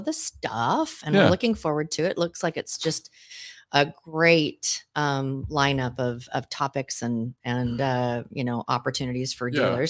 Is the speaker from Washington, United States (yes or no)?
yes; Seattle, Washington, United States; Danny and I grew up in Seattle, so it's like water doesn't melt to us.